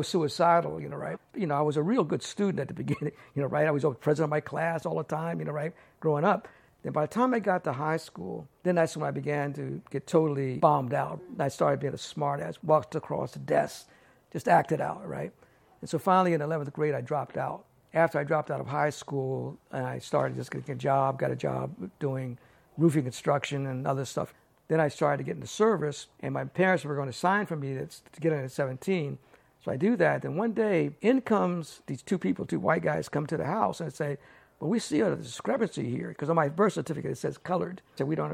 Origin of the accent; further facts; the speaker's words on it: Maryland, United States; moved away as an adult; also born or lived in Takoma Park, Maryland; now in San Francisco, United States; I was born in Maryland. Lived in Maryland until I was about 19 years old